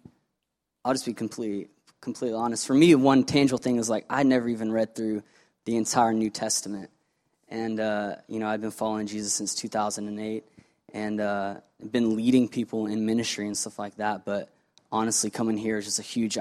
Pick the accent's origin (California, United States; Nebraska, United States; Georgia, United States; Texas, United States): Georgia, United States; Atlanta; I'm from Atlanta, Georgia. Been here basically my whole life